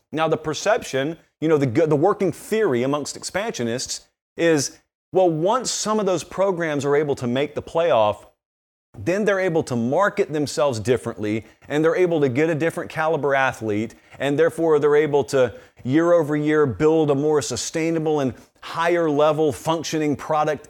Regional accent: the South, United States; I grew up in the South

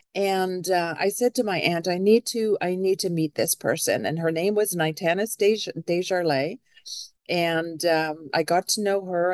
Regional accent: Canada; now in Seattle, United States; I am a Canadian citizen

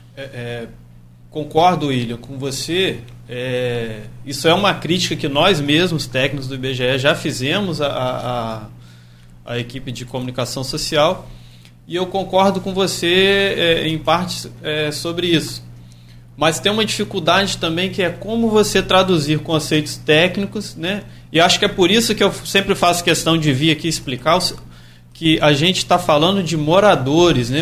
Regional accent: Santo Antônio de Pádua, Rio de Janeiro, Brazil; moved away as an adult; now in Campos dos Goytacazes, Brazil; eu vim para Campos em 2013 e eu ficava em Campos de segunda a quinta, mas todo final de semana eu fazia questão de estar em Santo Antônio de Pádua, que é a minha cidade natal

